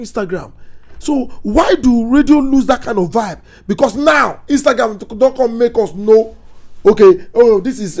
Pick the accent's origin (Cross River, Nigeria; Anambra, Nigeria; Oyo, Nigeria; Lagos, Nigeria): Lagos, Nigeria; I grew up in Nikorodu, and then some parts of me in Lagos Island